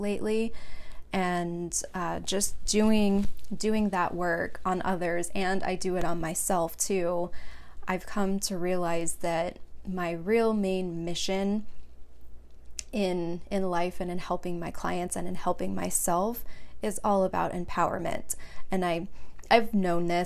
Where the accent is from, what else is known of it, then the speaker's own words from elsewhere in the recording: Long Beach, California, United States; moved away as an adult; now in Phoenix, United States; I was born and raised in California, Southern California, Long Beach in particular